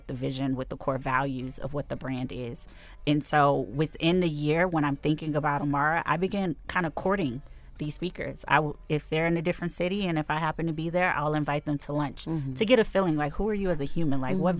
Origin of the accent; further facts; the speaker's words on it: United States; us as American Black women or African American or North American Black women